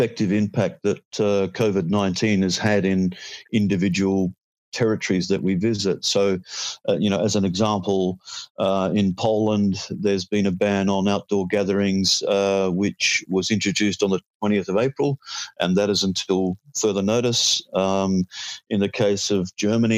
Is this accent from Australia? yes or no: yes; Australia; As an Aussie